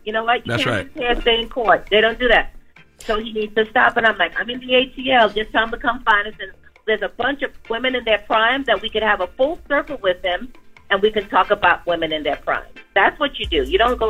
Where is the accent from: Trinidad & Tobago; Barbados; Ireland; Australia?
Trinidad & Tobago; I'm feeling blessed that I'm a Trinidadian and it's Trinidad Carnival Week.